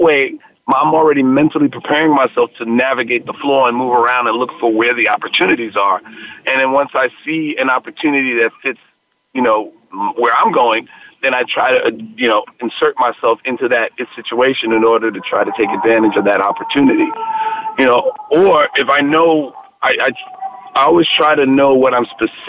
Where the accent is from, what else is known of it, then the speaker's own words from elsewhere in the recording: New York City, New York, United States; I'm born and raised in the Bronx.